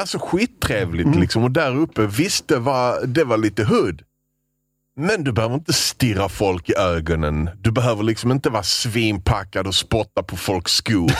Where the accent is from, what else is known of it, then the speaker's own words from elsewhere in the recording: Sweden; Vi sa vi var från Sverige